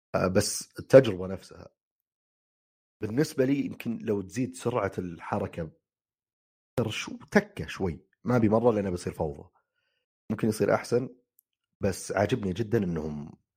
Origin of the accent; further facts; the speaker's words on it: Saudi Arabia; عندنا في السعوديه